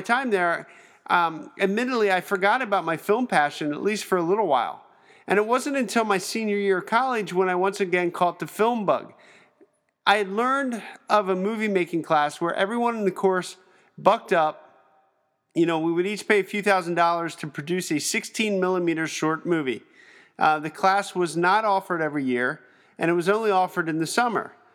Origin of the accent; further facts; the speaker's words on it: Pennsylvania, United States; I'm from Pennsylvania